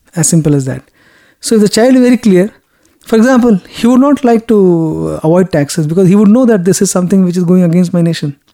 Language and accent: English; India; Yes, I'm from India.